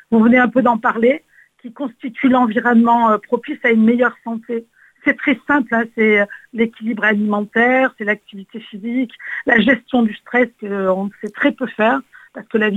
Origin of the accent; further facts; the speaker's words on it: Nîmes, Occitania, France; J'aimerais me retourner sur, chez nous en Occitanie vous savez que je suis nimoise et combien euh, j'aime